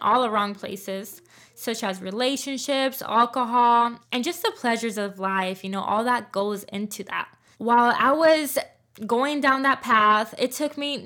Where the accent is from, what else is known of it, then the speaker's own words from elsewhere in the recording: Puerto Rico; I was born and raised in Puerto Rico